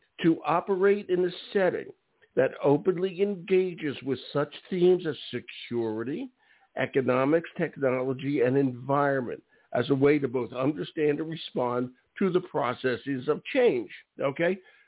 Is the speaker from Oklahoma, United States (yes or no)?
no; Philadelphia, Pennsylvania, United States; I'm from West Philly.